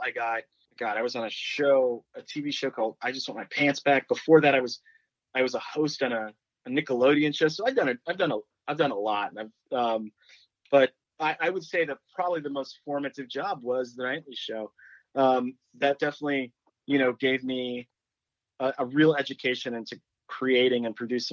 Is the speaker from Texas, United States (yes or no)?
yes; Dallas, Texas, United States; I grew up in Dallas